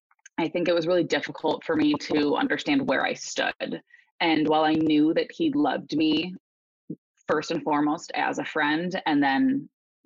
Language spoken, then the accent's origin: English; Chicago suburbs, Illinois, United States; I grew up in the Chicago suburbs